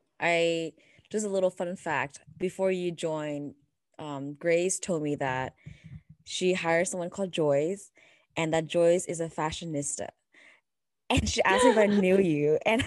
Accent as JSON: {"language": "English", "country": "Canada", "moved": "yes", "lives_now": "United States", "said": "As a Canadian and an Asian American woman"}